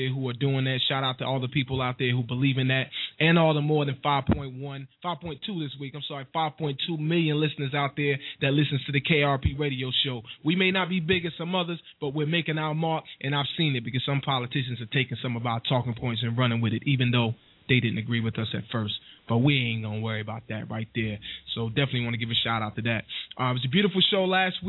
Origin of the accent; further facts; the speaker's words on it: Wilson, North Carolina, United States; moved away; also born or lived in Newark, New Jersey / Spartanburg, South Carolina / Cordele, Georgia / Atlanta, Georgia; I'm originally from Wilson, North Carolina